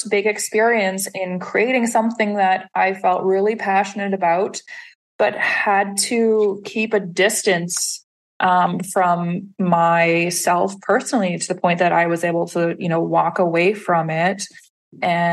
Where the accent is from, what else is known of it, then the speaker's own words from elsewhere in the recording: Saskatoon, Saskatchewan, Canada; moved away as an adult; also born or lived in Montreal; I started a national poetry series in my hometown of Saskatoon, Saskatchewan